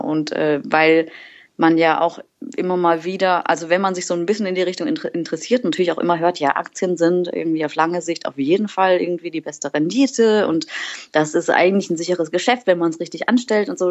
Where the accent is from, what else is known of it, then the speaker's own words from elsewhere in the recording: Waldkirch, Baden-Württemberg, Germany; moved away as an adult; now in Berlin, Germany; ursprünglich komme ich aus dem wunderschönen Schwarzwald, äh, aus Waldkirch das ist äh, eine Stadt mit Orgelmuseum